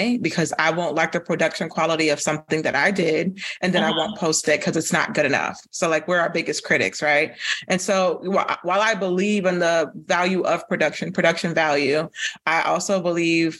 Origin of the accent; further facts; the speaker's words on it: Florida, United States; moved away as an adult; now in Atlanta, United States; from Florida, but I live in Atlanta